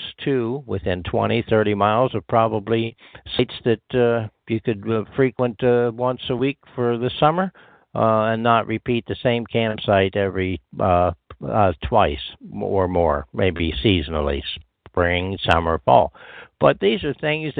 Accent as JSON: {"language": "English", "region": "southwestern Pennsylvania", "country": "United States", "tie": "born or raised there", "also_born_or_lived": "Long Island, New York", "moved": "as an adult", "said": "settled here in southwestern Pennsylvania, my hometown, about November 2013"}